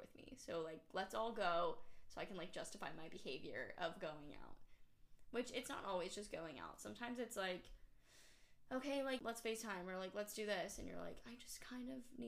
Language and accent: English; Atlanta, Georgia, United States; I'm from Atlanta